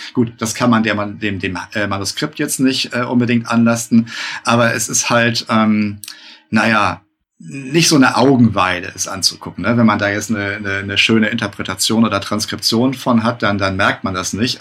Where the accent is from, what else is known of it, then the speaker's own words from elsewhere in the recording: Northern Germany, Germany; ich als Norddeutscher